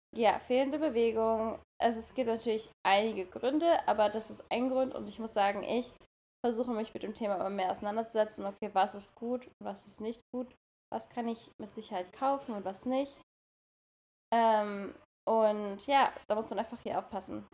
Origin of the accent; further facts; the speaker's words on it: Germany; now in California, United States; wir kommen aus Deutschland